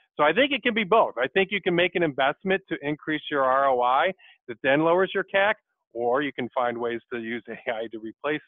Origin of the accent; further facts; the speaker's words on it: Michigan, United States; also born or lived in Dodge City, Kansas; born in Dodge City, but grew up in Michigan and went to Western Michigan University for my undergrad